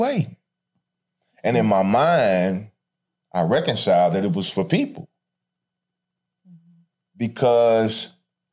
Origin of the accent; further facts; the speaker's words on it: St. Louis, Missouri, United States; I'm from St. Louis, so I'm gonna let my vernacular